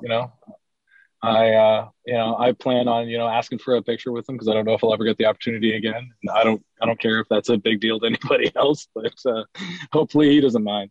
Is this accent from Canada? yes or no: yes; Ontario, Canada; growing up as a Canadian fan